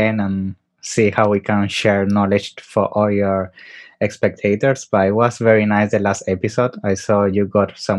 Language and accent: English; Venezuela; moved away; also born or lived in Italy; I'm originally from Italy. All my life living in Venezuela